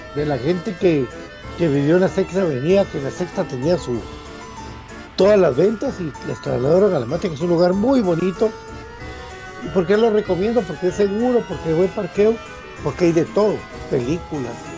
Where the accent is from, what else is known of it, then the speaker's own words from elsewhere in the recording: Guatemala; como guatemalteco